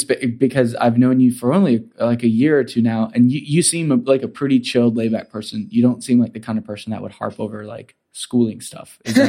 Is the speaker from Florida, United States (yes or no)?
yes; Central Florida, United States; moved away; growing up in Central Florida, you go to the school that you're zoned for.